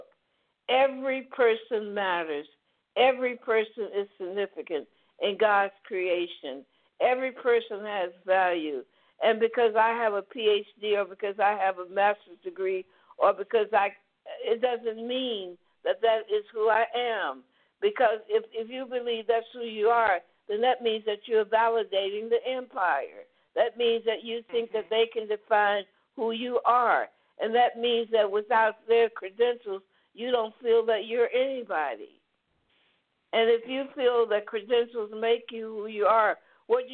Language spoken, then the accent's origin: English; the South, United States; growing up in the South, in the segregated South